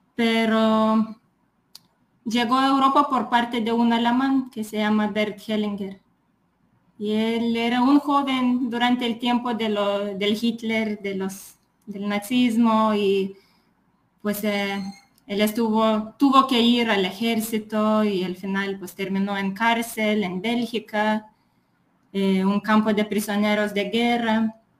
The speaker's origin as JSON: {"language": "Spanish", "country": "Lithuania", "second_language": "Spanish", "moved": "yes", "said": "Pues soy de Lituania"}